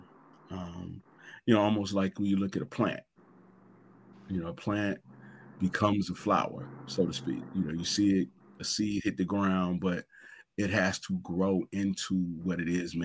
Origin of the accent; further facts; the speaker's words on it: Gary, Indiana, United States; I am from Gary, Indiana.